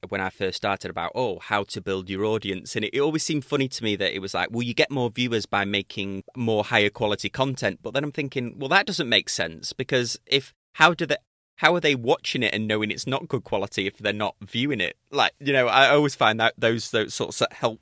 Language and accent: English; United Kingdom; accent: British; my British accent